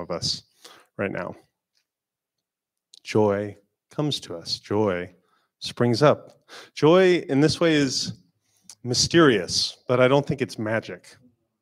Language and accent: English; Florida, United States; I'm not really from a place with seasons. I'm from Florida.